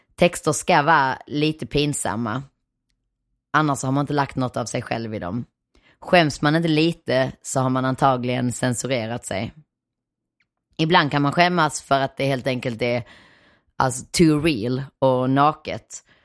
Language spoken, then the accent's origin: Swedish; Nyvång, Skåne, Sweden; moved away; also born or lived in Malmö / Hyllinge / Helsingborg; Jag kommer från Nyvång som sagt, den där stenkolsgruvbyn rätt långt inåt landet